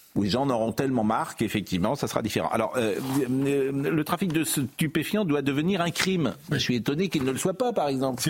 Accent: Nantes, Pays de la Loire, France; je suis nantais

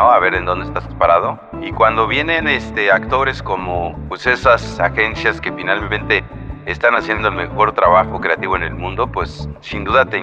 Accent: Mexico; Y qué mejor manera de tocando la música que con algo que representa nuestra cultura como mexicanos, que es el corrido, ¿no?

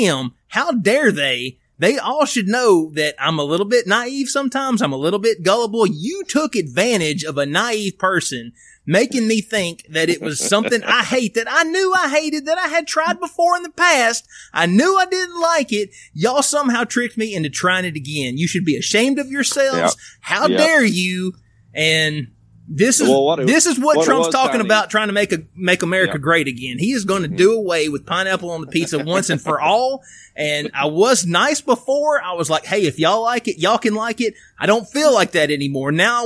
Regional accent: Tuscaloosa, Alabama, United States; They asked me where I was from. And I told them I was from Tuscaloosa

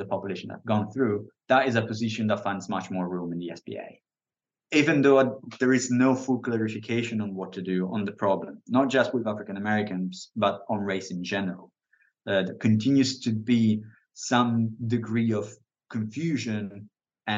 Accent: Italy; now in United Kingdom; I'm from Italy. I live in the UK.

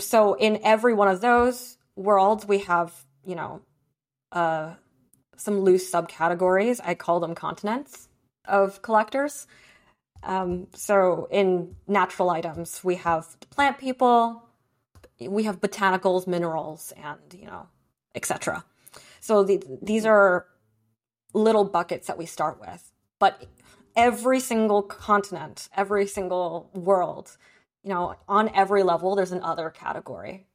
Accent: New Jersey, United States; also born or lived in Beijing, China / Brooklyn, New York; my parents wanted to move out of Sunset Park and move to New Jersey and hit the burbs

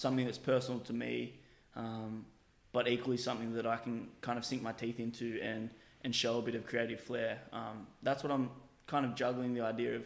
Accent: Australia; born and bred in Australia, but quite obviously with something else in me, being African

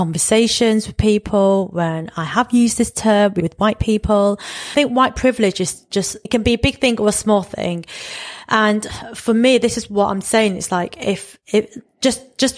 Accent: United Kingdom; I'm really embracing being a British East and Southeast Asian

